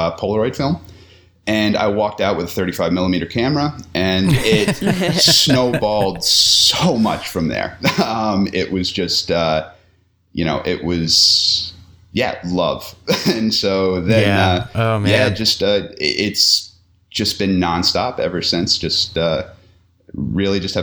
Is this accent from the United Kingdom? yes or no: no; New York, United States; moved away as an adult; also born or lived in Vermont; now in Montana, United States; I'm originally from New York, but not the city. Two and a half hours north of there.